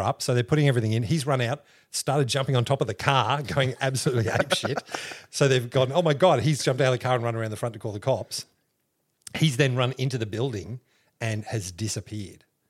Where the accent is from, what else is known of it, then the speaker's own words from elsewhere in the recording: Canberra, Australian Capital Territory, Australia; moved away as an adult; also born or lived in Griffith, New South Wales / Chicago / London; now in Rockhampton, Australia; We were only there for a couple of years, like maybe three years, and we moved to Canberra.